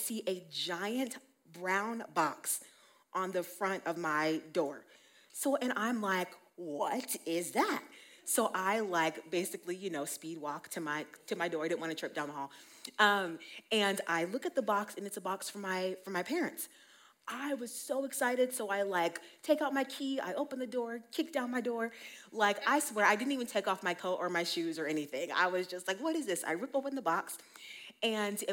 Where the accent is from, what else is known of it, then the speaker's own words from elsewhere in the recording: Colorado, United States; also born or lived in Utah; I was born and raised here in Colorado